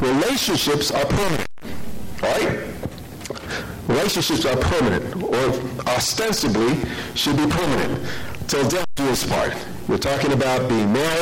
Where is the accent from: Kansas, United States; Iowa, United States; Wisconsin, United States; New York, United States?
New York, United States; New York City; I'm from New York City